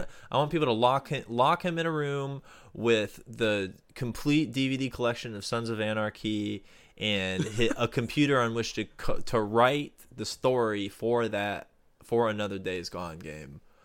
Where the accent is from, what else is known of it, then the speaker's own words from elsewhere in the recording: Florida, United States; my home state of Florida